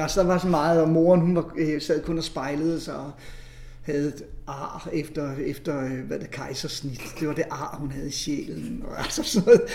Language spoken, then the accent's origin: Danish; near Faxe Ladeplads, Zealand, Denmark; moved away; jeg er vokset op dernede ved Tavernøje